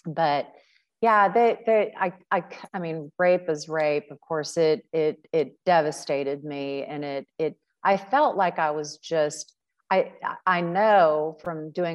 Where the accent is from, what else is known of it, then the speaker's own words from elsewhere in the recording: Cincinnati, Ohio, United States; one of my like brother figures that I grew up with in Cincinnati